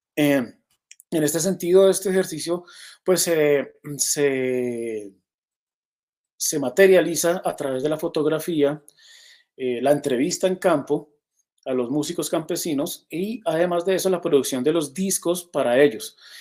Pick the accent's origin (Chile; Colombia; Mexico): Colombia; un país tan heterogéneo como el que tenemos